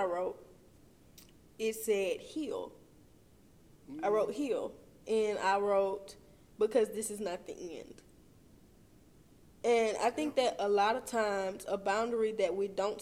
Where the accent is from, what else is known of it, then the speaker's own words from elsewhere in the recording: Meridian, Mississippi, United States; I'm from Meridian.